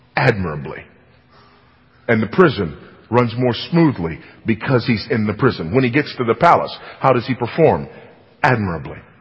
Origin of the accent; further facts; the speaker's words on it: California, United States; moved away; my home state of California